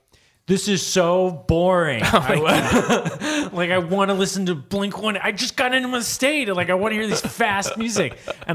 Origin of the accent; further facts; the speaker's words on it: San Diego, California, United States; born there; I was born in San Diego and have some family there.